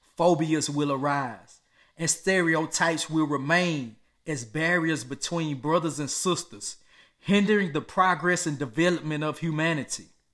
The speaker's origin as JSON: {"language": "English", "country": "United States", "tie": "born or raised there", "said": "I was born and raised in America"}